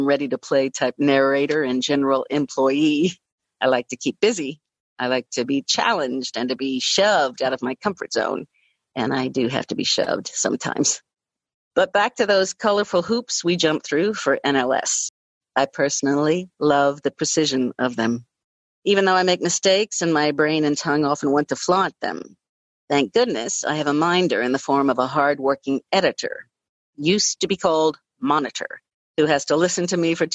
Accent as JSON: {"language": "English", "town": "Louisville", "region": "Kentucky", "country": "United States", "tie": "born or raised there"}